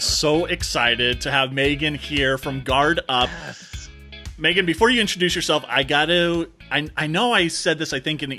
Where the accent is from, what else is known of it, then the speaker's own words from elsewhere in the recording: Southern California, United States; now in Florida, United States; I'm from Southern California, now living in Florida.